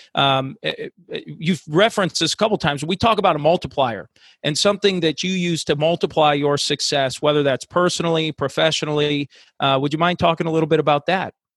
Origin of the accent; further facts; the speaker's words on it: Chicago, Illinois, United States; moved away; my roots are back in Chicago. I'm originally from from the Chicago area